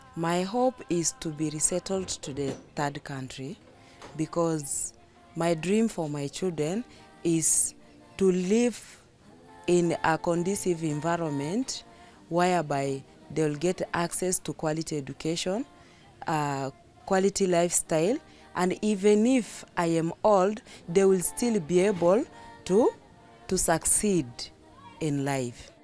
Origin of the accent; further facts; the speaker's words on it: Kakuma, Turkana County, Kenya; I was born here in Kakuma refugee camp, and I consider here as my home.